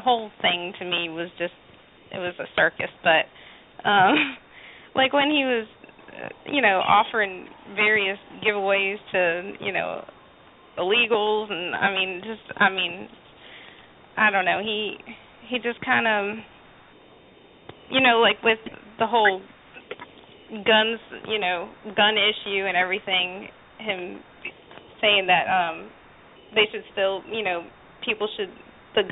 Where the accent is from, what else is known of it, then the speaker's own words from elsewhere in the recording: New Jersey, United States; now in North Carolina, United States; I'm from Jersey originally, but I live in North Carolina right now